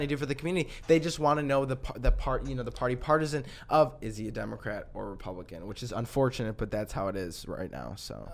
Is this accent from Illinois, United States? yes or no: yes; Lombard, Illinois, United States; my hometown, Lombard.